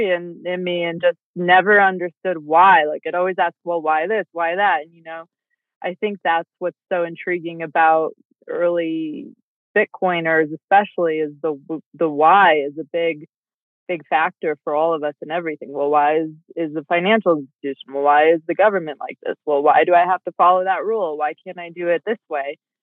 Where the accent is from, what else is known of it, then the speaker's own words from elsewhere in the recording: Colorado, United States; I'm a fifth generation Coloradan. My family's been an entrepreneur, whether it's been farmland or healthcare in the state for five generations